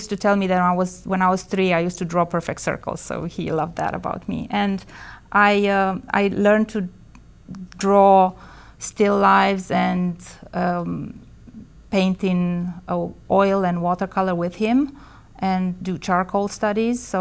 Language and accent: English; Bucharest, Romania; moved away as an adult; also born or lived in Bristol, United Kingdom; So I was born in Bucharest, Romania in the 70s. And um, I grew up there all my life and studied architecture in college. And I left Romania in 95, um, moving to Bristol, UK